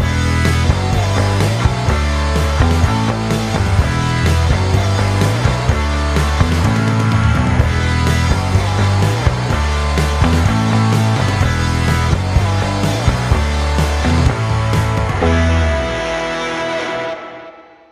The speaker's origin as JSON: {"language": "English", "region": "Central Kansas", "country": "United States", "said": "I'm originally from Central Kansas"}